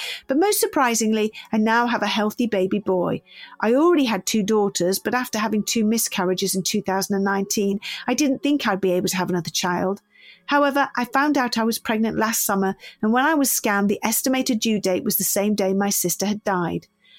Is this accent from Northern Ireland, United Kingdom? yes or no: yes; Northern Ireland, United Kingdom; I'm from Northern Ireland, and our custom is to bring the body home as soon as possible after the death.